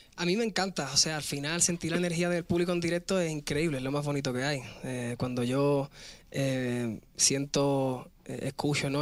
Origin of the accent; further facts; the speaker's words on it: Spain; yo soy español